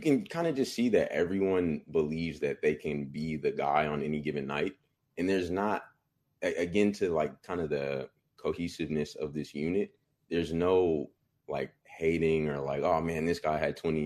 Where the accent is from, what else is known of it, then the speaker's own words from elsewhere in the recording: Bay Area, California, United States; I'm from the Bay Area, but I can't say I'm real like Sac